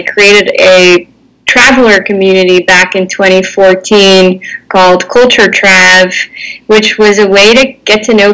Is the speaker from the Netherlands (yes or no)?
yes; Netherlands; born and raised in the Netherlands in a bilingual household